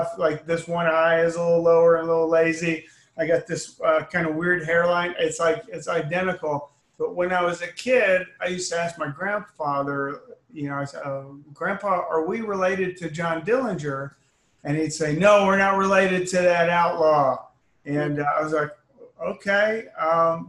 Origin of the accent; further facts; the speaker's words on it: Austin, Texas, United States; moved away as an adult; also born or lived in Canton, Ohio; we moved to Austin when I was 8